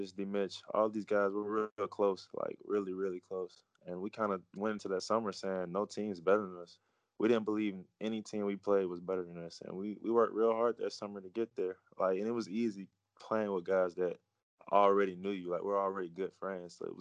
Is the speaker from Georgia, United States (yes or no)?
yes; Atlanta, Georgia, United States; moved away as an adult; now in Netherlands; I'm from Atlanta, Georgia